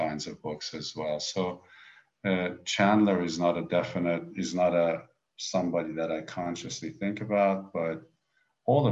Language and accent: English; Iran